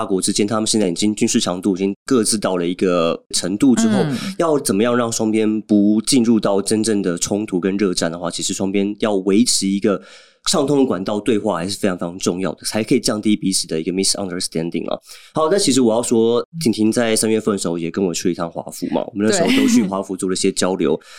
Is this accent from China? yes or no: no; Taiwan; 我们自己身为台湾人